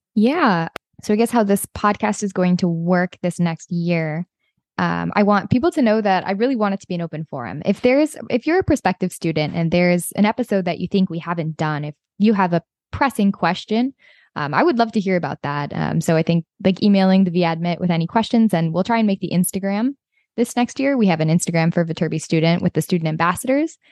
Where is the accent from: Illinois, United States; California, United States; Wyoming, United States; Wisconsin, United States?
Wisconsin, United States; Hudson; moved away as an adult; now in Los Angeles, United States; I am originally from Hudson, Wisconsin